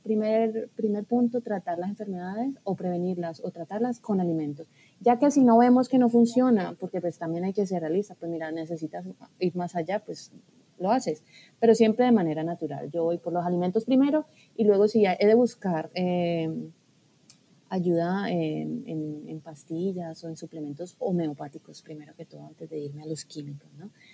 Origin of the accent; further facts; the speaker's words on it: Colombia; moved away as an adult; also born or lived in Barcelona; empecé eh, pues mis estudios en Colombia, que fue donde yo nací, y allí fue donde empecé a estudiar